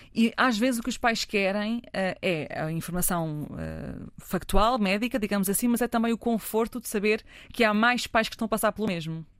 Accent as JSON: {"language": "Portuguese", "town": "Fátima", "region": "Centro", "country": "Portugal", "tie": "born or raised there", "said": "cresci em Fátima"}